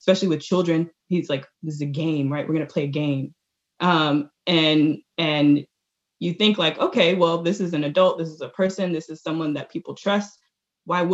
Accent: Washington, District of Columbia, United States; I was born in Washington, D.C.

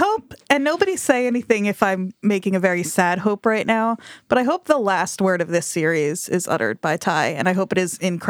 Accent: New Jersey, United States; I'm from Jersey

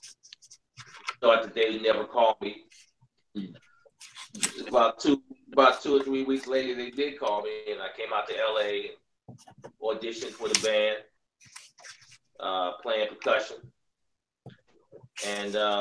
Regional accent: Washington, District of Columbia, United States; moved away as an adult; also born or lived in Ohio; growing up in Washington

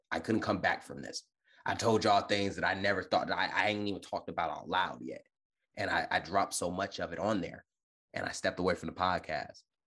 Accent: Detroit, Michigan, United States; also born or lived in California; now in Virginia, United States; born and raised in Detroit, Michigan

